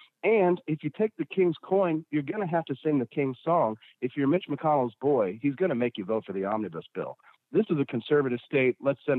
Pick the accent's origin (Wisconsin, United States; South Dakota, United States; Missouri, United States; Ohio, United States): Missouri, United States; Peculiar; That farm is the farm that I was raised on out in Peculiar. My mother and father raised me there.